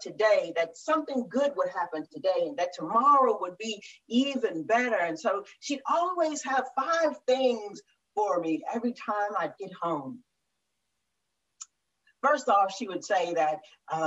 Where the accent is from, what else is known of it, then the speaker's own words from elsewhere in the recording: Murfreesboro, Tennessee, United States; moved away; I grew up in Murfreesboro, Tennessee